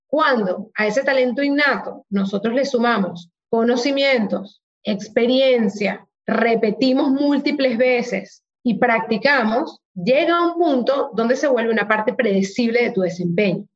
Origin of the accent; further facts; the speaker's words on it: Venezuela; moved away as an adult; also born or lived in Hong Kong; yo a los 18 salí de Venezuela